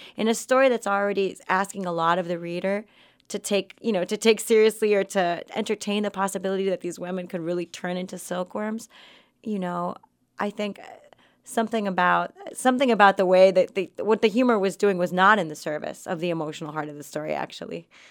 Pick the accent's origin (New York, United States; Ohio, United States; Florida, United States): Florida, United States; Miami; growing up in Florida